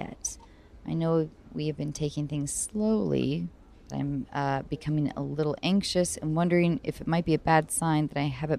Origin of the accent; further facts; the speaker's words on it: Washington, United States; From my home state of Washington.